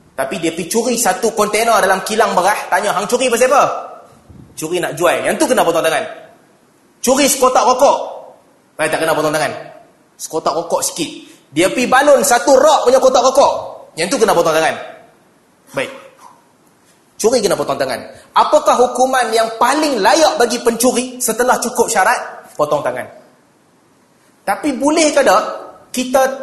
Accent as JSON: {"language": "Malay", "country": "Malaysia", "also_born_or_lived": "an Arab country", "moved": "as an adult", "said": "negara kita, Malaysia"}